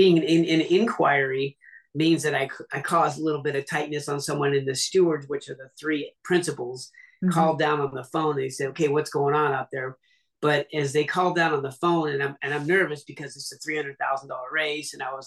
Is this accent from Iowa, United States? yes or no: no; Seattle, Washington, United States; I'm from Seattle originally